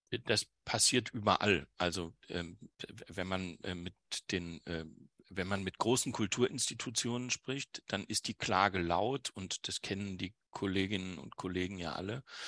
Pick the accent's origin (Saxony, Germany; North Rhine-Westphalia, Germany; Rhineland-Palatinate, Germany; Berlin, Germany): North Rhine-Westphalia, Germany; Wuppertal; in meiner Heimatstadt äh, Wuppertal